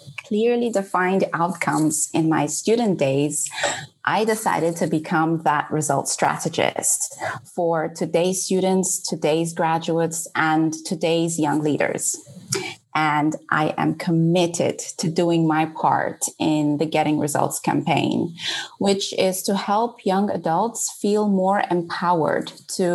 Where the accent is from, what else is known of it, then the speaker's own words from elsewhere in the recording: Mozambique; moved away as an adult; now in England; leaving behind my home country, Mozambique, my friends and family